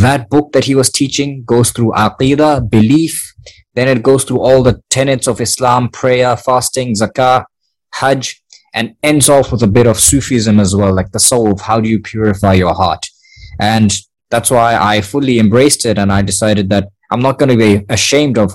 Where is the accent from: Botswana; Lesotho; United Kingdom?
Botswana; Gaborone, South-East District; I am a Motswana myself. I was born in Khaburuni